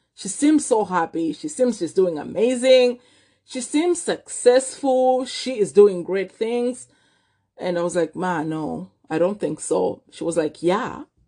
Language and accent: English; Malawi; moved away as an adult; now in Vancouver, Canada; I was born and raised in Malawi